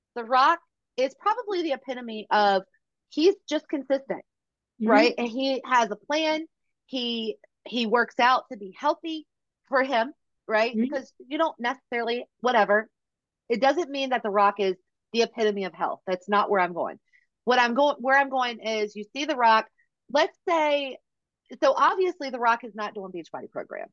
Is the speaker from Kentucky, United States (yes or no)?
no; Virginia, United States; we are both from Virginia